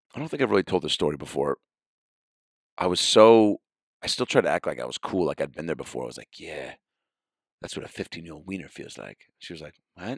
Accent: Seattle, Washington, United States

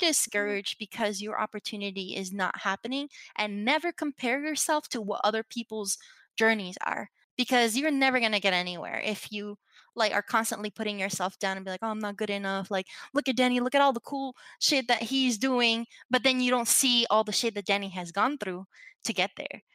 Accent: Puerto Rico; moved away; also born or lived in New Jersey; growing up in Puerto Rico

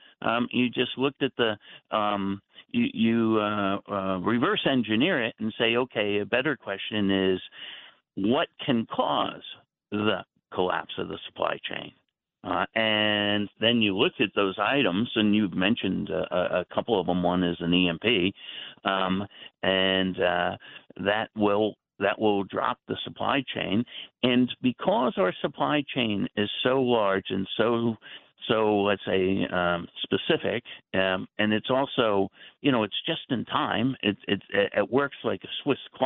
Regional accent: New Jersey, United States; I grew up in the New Jersey area

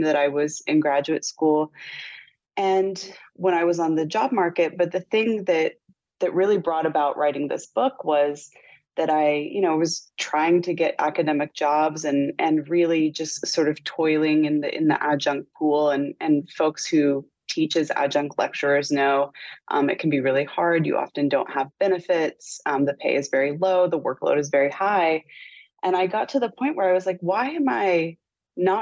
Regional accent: West Virginia, United States; moved away; also born or lived in Los Angeles; One as queer, as a teenager, growing up in Appalachia.

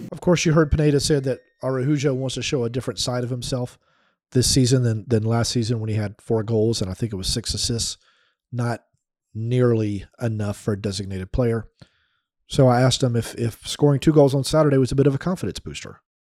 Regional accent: United States; I'm an American

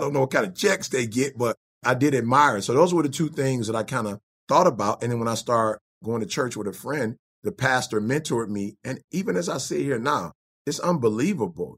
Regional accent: Detroit, Michigan, United States; also born or lived in Chicago; I think about five, my mom moved to Detroit, took a job with Ford Motor Company.

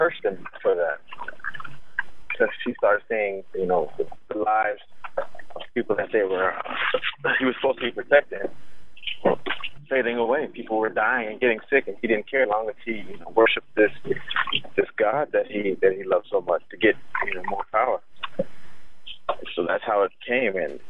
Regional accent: San Antonio, Texas, United States; I'm from San Antonio, Texas

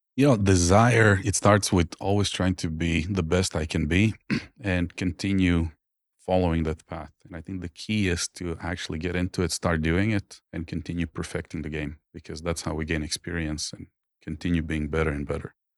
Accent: Croatia; born or raised there; English is a second language; moved away as an adult

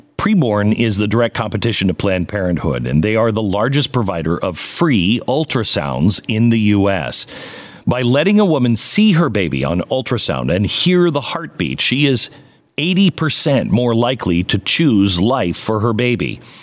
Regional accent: Pacific Northwest, United States; grew up in the Pacific Northwest

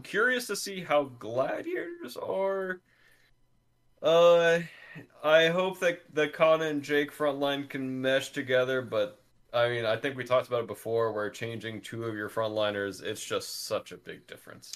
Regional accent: Georgia, United States; I grew up in Georgia where it's just hot outside most of the time

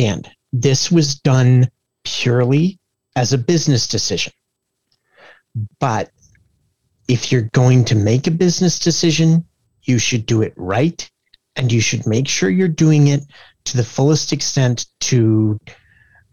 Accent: Kincardine, Ontario, Canada; my hometown

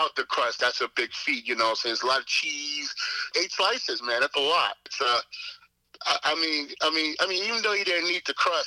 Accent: New York City, New York, United States; now in Selden, United States; I grew up in Springfield Gardens, you know, by South Jamaica.

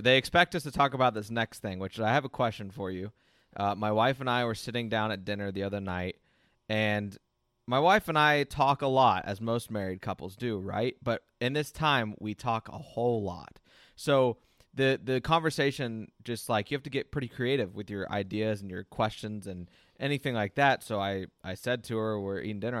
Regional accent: Ocala, Florida, United States; my hometown of Ocala, Florida

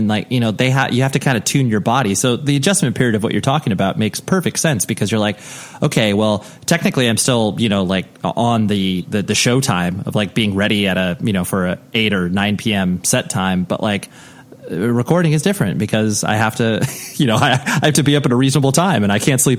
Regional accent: Ventura, California, United States; So being born and raised in Ventura, I'm very familiar with Ventura and that whole area.

